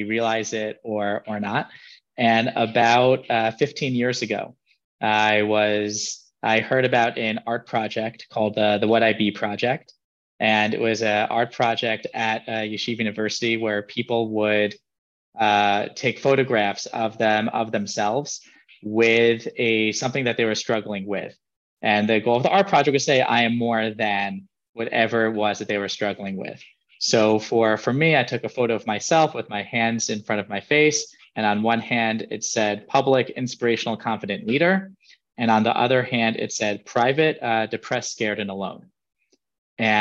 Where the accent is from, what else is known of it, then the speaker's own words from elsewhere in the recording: New York City, New York, United States; now in Jerusalem, Israel; I grew up in Riverdale, New York, currently live in Jerusalem, Israel.